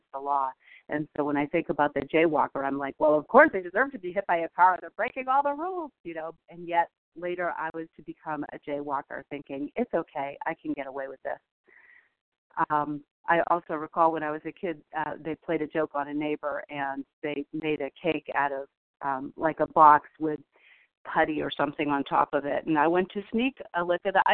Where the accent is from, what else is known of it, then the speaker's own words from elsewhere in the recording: California, United States; I was born in California